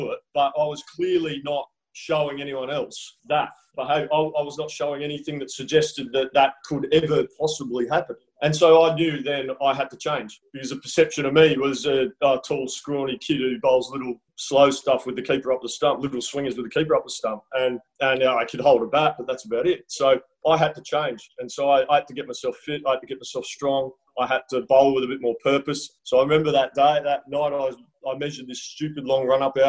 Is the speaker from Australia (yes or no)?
yes; South Australia, Australia; moved away as an adult; also born or lived in England; growing up in South Australia